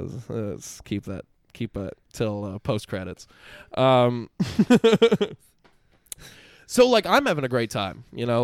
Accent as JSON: {"language": "English", "region": "Central Florida", "country": "United States", "tie": "born or raised there", "said": "I'm born and raised in Central Florida"}